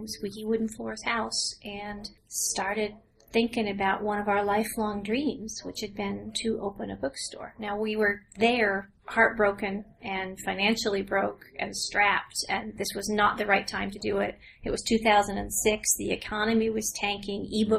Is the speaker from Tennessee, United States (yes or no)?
yes; Northeast Tennessee, United States; moved away as an adult; now in Big Stone Gap, United States; I am from Northeast Tennessee